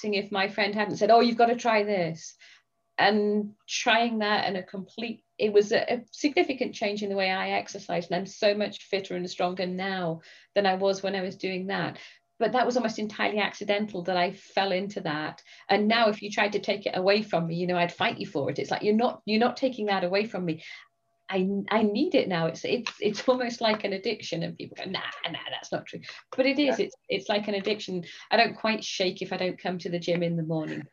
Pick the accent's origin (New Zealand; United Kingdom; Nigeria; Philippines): United Kingdom; England; accent: English; now in United States; I am English and England is part of Britain.